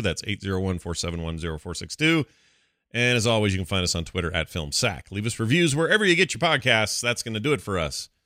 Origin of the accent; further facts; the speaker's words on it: the American South, United States; I'm from the American South.